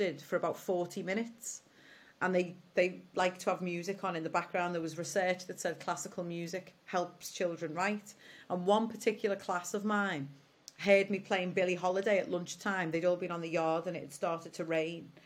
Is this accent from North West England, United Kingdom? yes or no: yes; Liverpool, North West England, United Kingdom; I come from Alton in Liverpool and it's lovely